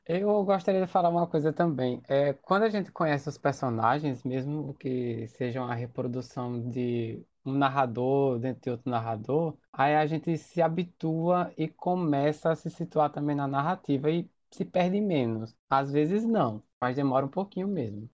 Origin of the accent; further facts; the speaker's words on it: Maceió, Alagoas, Brazil; eu sou de Maceió